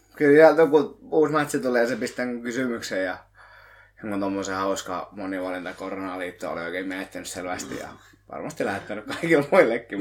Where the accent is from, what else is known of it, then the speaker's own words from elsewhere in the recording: Lohja, Uusimaa, Finland; kun mä olen Lohjalta